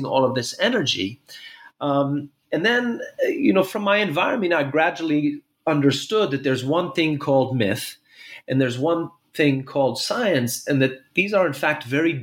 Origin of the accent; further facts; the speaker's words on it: Jerusalem, Jerusalem District, Israel; also born or lived in New York City, United States; I was born in Jerusalem about 46 years ago.